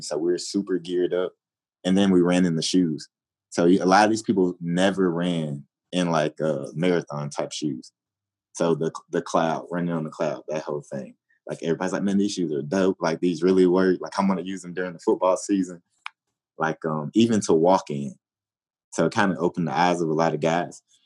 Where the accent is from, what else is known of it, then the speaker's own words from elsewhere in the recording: Atlanta, Georgia, United States; moved away as an adult; now in Chicago, United States; I came from Atlanta and came to Chicago